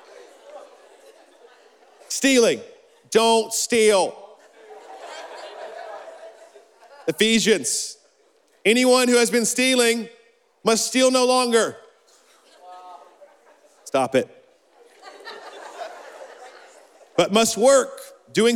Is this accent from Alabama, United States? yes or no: yes; Birmingham, Alabama, United States; little good Christian, little Baptist boy in Birmingham